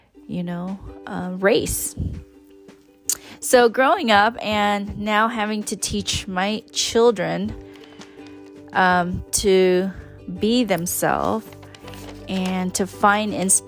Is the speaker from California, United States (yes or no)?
yes; California, United States; first language English; also born or lived in Thailand / East Coast, United States / Oklahoma; Growing up in California, and I have stated that I lived in many various cities, from the Bay to LA in the Valley